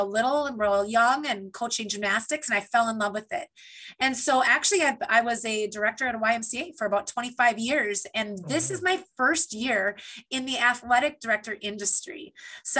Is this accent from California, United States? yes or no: no; Beldenville, Wisconsin, United States; moved away as an adult; now in Minnesota, United States; I'm born and raised in Beldenville, Wisconsin.